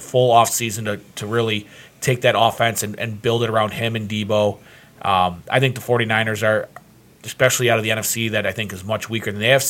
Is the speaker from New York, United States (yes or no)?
yes; Buffalo, New York, United States; I'm going to take my hometown bias out of it. I'm not going to say the Bills